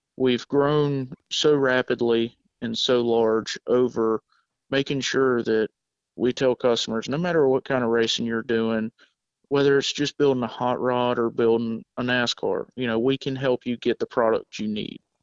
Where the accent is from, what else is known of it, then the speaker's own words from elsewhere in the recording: South Georgia, United States; moved away as an adult; I actually am from South Georgia. Uh, moved up here seven years ago